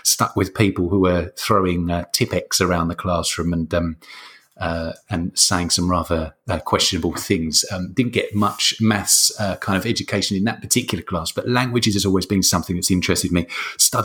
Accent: London, United Kingdom; now in Lecce, Italy; I'm from London originally, living in southern Italy, in a place called Lecce.

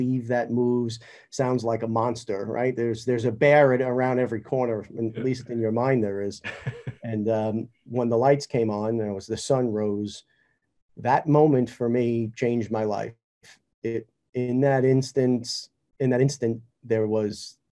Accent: New York, United States; growing up in New York

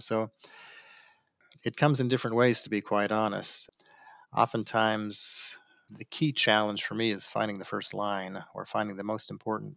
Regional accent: Salt Lake City, Utah, United States; moved away as an adult; now in Dallas, United States; was born in Salt Lake City

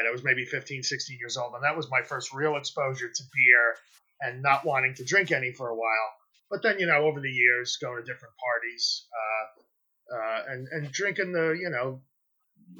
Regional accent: a county north of the Bronx, New York, United States; I grew up in an undisclosed county north of Manhattan, north of the borough that's north of Manhattan

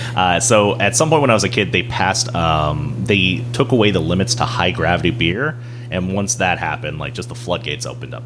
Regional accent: North Carolina, United States; moved away; I grew up in North Carolina

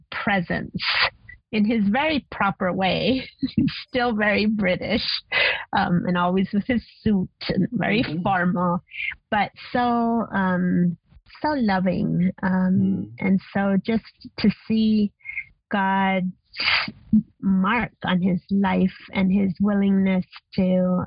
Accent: Argentina; now in Costa Rica; growing up in Argentina

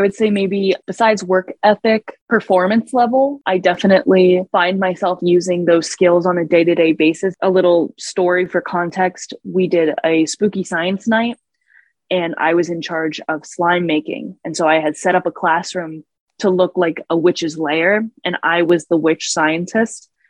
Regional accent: New York City, New York, United States; moved away; growing up in New York City

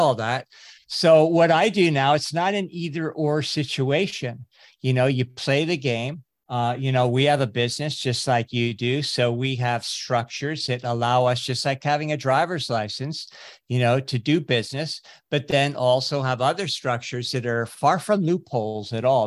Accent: California, United States; also born or lived in Fiji; I grew up in California.

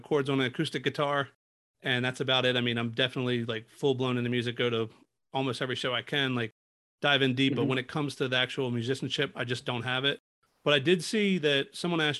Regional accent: Baltimore, Maryland, United States; moved away; I'm originally from Baltimore

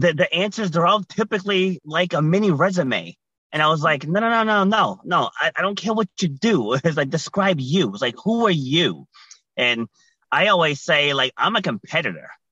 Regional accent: Rhode Island, United States; also born or lived in New York City; I was born in New York City, but I was raised in Rhode Island.

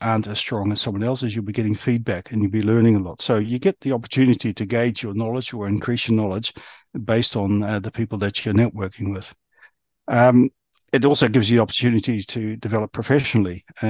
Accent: New Zealand; also born or lived in Australia; now in United Kingdom; I come from New Zealand. I was born in New Zealand. And then when I was quite some time ago, I moved across Australia

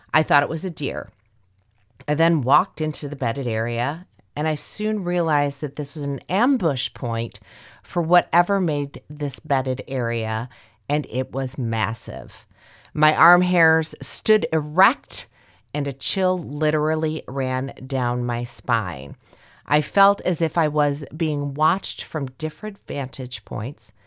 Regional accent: Indiana, United States; Indiana I'm way down there

